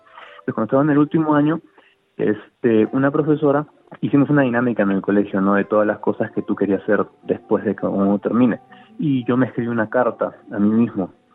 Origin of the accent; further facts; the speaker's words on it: Lima, Peru; moved away as an adult; also born or lived in Melbourne, Australia; now in Adelaide, Australia; yo vengo de ciudad grande, vengo de Lima